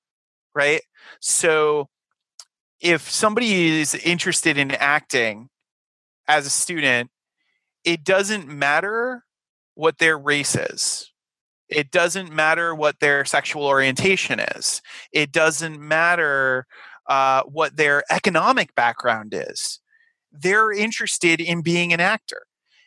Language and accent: English; Rhode Island, United States; I was coming from Rhode Island and, I was lucky enough to not have the Peter Griffin accent that, some of my colleagues from Rhode Island, had, because I had had all the theater training